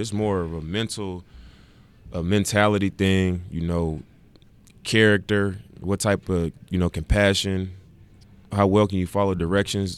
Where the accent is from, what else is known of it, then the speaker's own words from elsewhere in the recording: Oakland, California, United States; moved away as an adult; also born or lived in Salt Lake City / Ogden; it's not in Oakland where I actually grew up